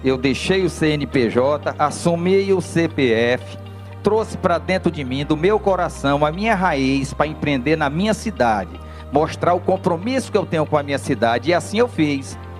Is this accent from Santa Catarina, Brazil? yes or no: no; Picos, Piauí, Brazil; also born or lived in Salvador; Saí de picos cheio de sonho, cheio de ideias